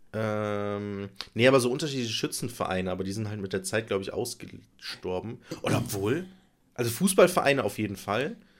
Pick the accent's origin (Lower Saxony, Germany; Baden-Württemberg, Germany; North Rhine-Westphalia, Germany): North Rhine-Westphalia, Germany; Nettetal; ich komme aus Breil